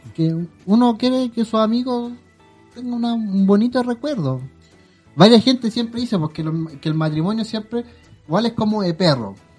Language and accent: Spanish; Quilicura, Santiago Metropolitan Region, Chile; yo soy de Quilicura